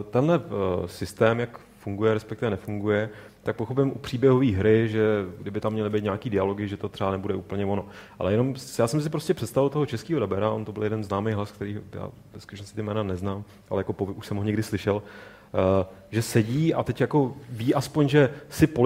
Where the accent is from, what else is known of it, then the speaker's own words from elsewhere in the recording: Prague, Czechia; já jsem Pražák. Já no. jsem, teda